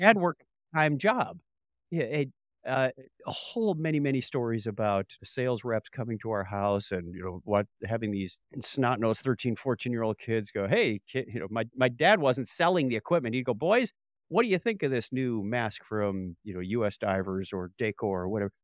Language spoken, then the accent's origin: English; Marquette, Michigan, United States; We grew up in Marquette, Michigan. on the shores of Lake Superior